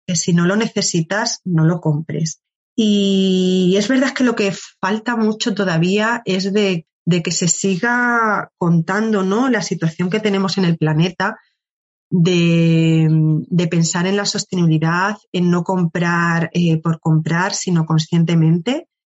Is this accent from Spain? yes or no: yes; Cáceres, Extremadura, Spain; moved away as an adult; now in Madrid, Spain; yo soy de Cáceres, es una ciudad muy pequeña